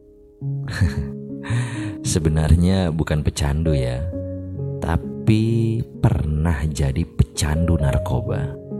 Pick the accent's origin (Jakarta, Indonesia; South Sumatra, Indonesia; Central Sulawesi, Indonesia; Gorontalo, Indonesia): Gorontalo, Indonesia; saat itu yang dikenal sebagai sekolah gudang musisi adalah SMA Negeri 1 Gorontalo